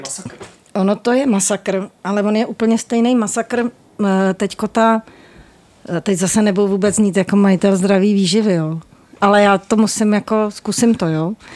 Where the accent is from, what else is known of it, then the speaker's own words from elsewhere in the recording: Prague, Czechia; já jsem jako z Vinohrad a bydlím vedle